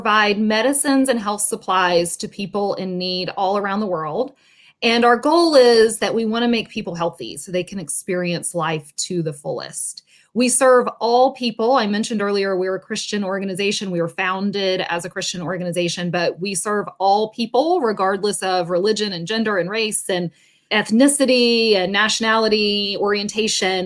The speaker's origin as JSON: {"language": "English", "town": "Atlanta", "region": "Georgia", "country": "United States", "tie": "born or raised there", "moved": "as an adult", "lives_now": "Tampa, United States", "said": "I grew up in the Atlanta area. I now live in Tampa, Florida."}